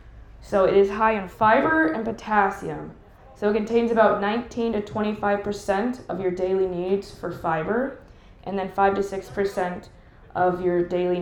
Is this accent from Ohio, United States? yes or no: yes; Columbus, Ohio, United States; I am currently a registered dietitian. I'm from the Columbus area.